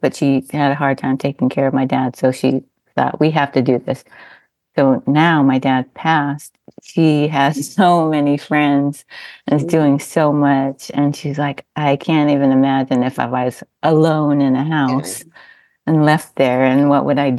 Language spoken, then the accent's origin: English; Southern California, United States; moved away as an adult; now in Hawaii, United States; I was raised in Southern California